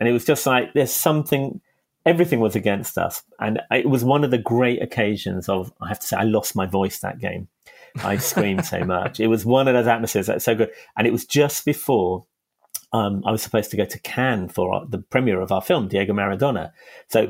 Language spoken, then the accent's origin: English; London, United Kingdom; I'm not from Liverpool. I'm a Hackney boy. I'm from East London. And I always felt kind of affinity from where we were in Hackney growing up in the 70s